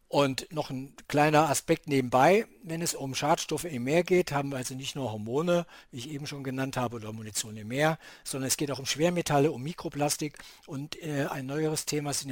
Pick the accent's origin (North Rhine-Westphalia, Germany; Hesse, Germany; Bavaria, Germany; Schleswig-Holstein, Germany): Schleswig-Holstein, Germany; Kiel; natürlich sind wir dann auch irgendwann als Kieler hier äh, direkt an, als Anrainer der Ostsee irgendwann mal auch mit der Ostsee in Berührung gekommen.